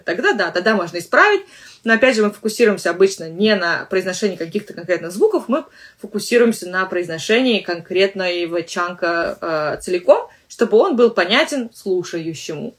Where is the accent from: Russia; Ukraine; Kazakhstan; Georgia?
Russia; accent: Russian; У меня русский акцент в английском английском языке.